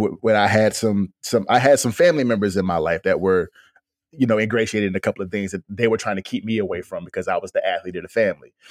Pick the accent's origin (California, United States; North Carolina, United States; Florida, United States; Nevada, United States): North Carolina, United States; Fayetteville; I'm from North Carolina. Me and D'Lo from Fayetteville